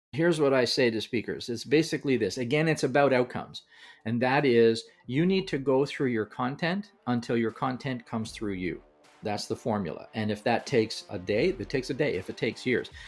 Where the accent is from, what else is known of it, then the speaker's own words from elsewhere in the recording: Canada; I'm from Canada.